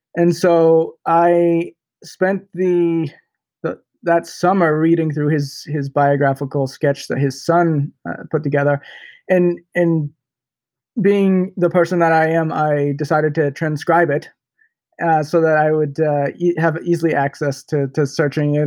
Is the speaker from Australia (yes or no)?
no; Canada; also born or lived in Peterborough, Ontario; I'm a Canadian. I, I live in Peterborough, Ontario, Canada